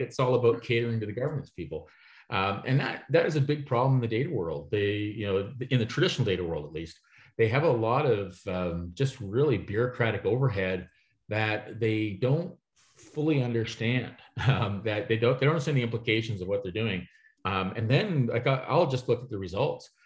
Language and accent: English; Toronto, Ontario, Canada; I'm from Toronto, Canada